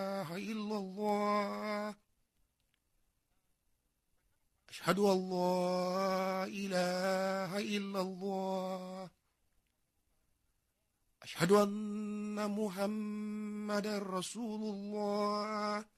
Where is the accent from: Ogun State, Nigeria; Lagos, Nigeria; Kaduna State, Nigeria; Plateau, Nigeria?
Kaduna State, Nigeria; Kaduna; also born or lived in Kano State; My family are indigenous of Kano State. I was born and brought up in Kaduna.